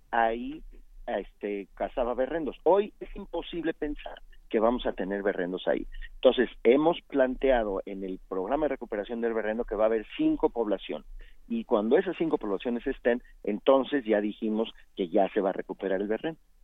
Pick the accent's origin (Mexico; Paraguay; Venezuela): Mexico; Así somos los mexicanos.